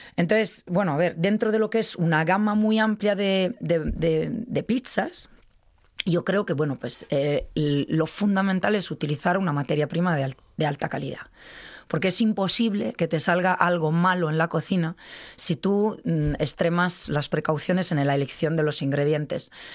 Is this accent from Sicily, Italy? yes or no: no; Milan, Lombardy, Italy; Spanish is a second language; moved away as an adult; also born or lived in Madrid, Spain; now in Spain; nunca más volví a Milán que es mi ciudad natal